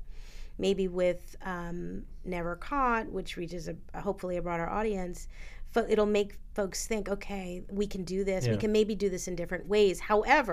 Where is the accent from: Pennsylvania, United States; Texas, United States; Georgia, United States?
Pennsylvania, United States; Philadelphia; I'm a Philadelphian